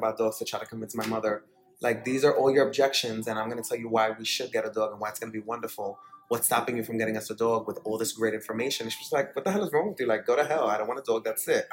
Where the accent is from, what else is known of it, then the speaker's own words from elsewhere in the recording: New York City, New York, United States; moved away as an adult; now in Florida, United States; I grew up between the Bronx and Dyckman, which is like a really big street in Washington Heights